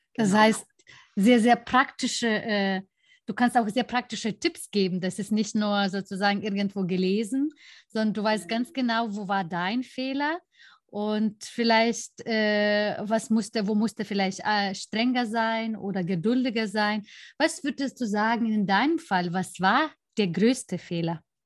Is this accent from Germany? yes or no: no; Lithuania; moved away; mein Heimatland